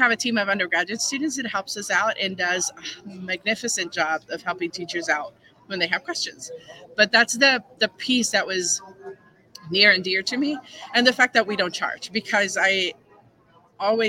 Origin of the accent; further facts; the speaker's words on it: Puerto Rico; first language Spanish; English is a second language; now in Pittsburgh, United States; I grew up in Puerto Rico, so my first language is Spanish